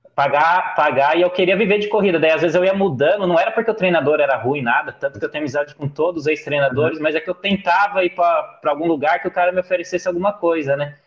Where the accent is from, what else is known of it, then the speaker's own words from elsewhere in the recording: Bragança Paulista, São Paulo, Brazil; eu sou de Bragança Paulista, interior de São Paulo